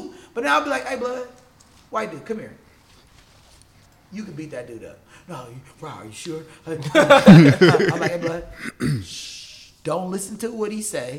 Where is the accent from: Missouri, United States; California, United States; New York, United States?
California, United States; Compton; moved away; also born or lived in Inglewood; I'm originally from Los Angeles, born in Inglewood, raised primarily in Compton.